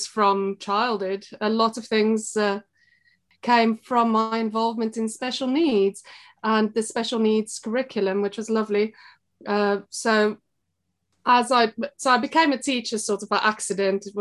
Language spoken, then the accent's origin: English; South Africa; moved away as an adult; now in Belper, United Kingdom; I was born in South Africa, and I suppose I led a pretty normal life there.